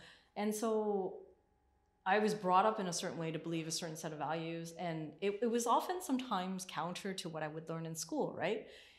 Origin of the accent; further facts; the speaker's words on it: Scarborough, Ontario, Canada; When I grew up, I was born and raised in Scarborough. So I'm also from this area. And so I grew up in this area, but then, you know, my parents wanted to move out of this area.